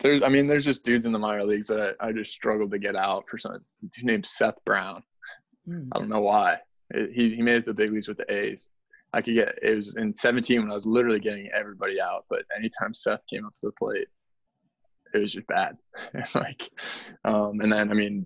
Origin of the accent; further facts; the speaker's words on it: Canada; I'm from Canada.